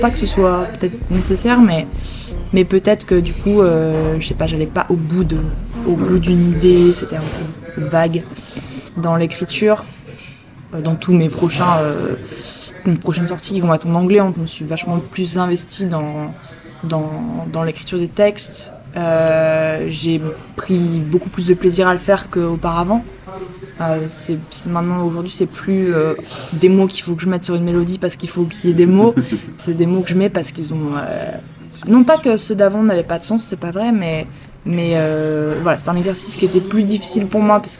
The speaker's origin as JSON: {"language": "French", "town": "Poitiers", "region": "Nouvelle-Aquitaine", "country": "France", "tie": "born or raised there", "said": "J'ai grandi à Poitiers, mais il y avait Radio Campus aussi, je crois."}